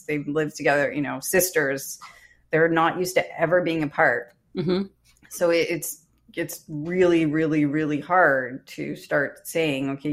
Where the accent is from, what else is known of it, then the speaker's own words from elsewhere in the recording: Canada; I'm Canadian